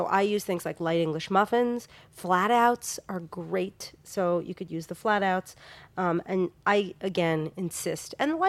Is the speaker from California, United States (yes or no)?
no; New York, United States; Growing up in New York